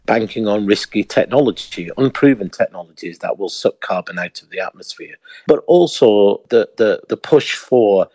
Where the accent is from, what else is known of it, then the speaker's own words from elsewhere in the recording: Pakistan; I'm originally from Pakistan